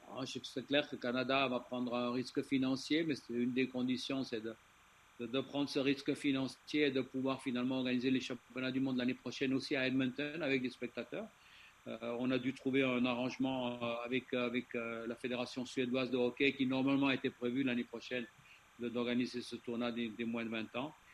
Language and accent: French; Switzerland; chez nous en Suisse